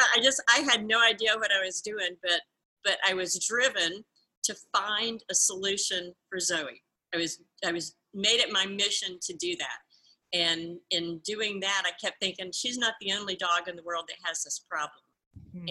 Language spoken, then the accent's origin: English; Georgia, United States; I'm um, a Southerner. I was raised in Georgia, in the southern part of the United States